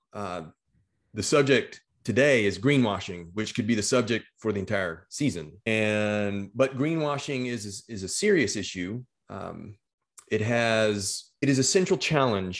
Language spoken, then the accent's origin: English; Texas, United States; The state of Texas, my home state